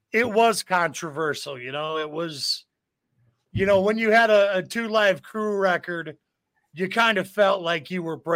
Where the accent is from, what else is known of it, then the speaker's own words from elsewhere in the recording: Janesville, United States; I grew up in Janesville.